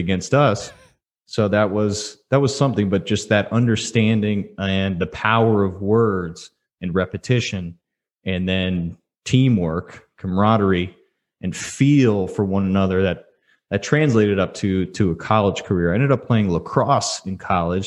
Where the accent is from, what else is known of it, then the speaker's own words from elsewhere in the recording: Houston, Texas, United States; I grew up in Houston area